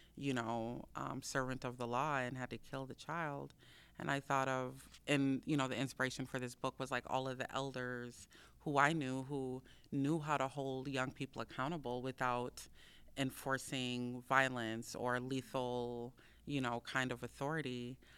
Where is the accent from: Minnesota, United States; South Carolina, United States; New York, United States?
Minnesota, United States; Minneapolis; I grew up in South Minneapolis um, and Phillips, between Phillips and Powderhorn between those two neighborhoods.